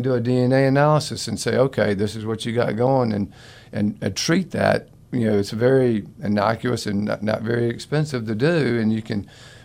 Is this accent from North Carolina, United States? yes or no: no; Florida, United States; I grew up in Florida